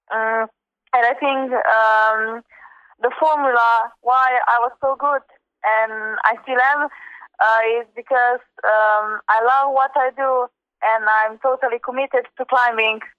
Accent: Slovenia; born or raised there

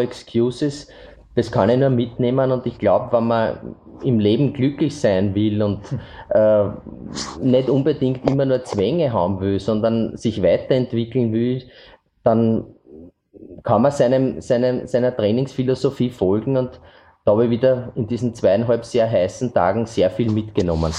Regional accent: Eastern Austria, Austria; bei uns im Osten

